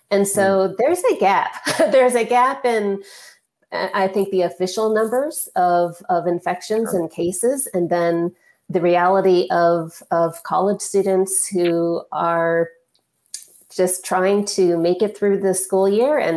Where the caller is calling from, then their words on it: Minneapolis, Minnesota, United States; Yeah, I'm calling from Minneapolis.